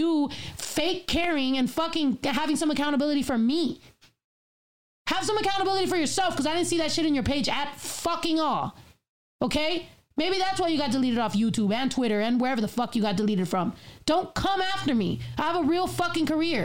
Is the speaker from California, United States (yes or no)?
yes; California, United States; I'm from California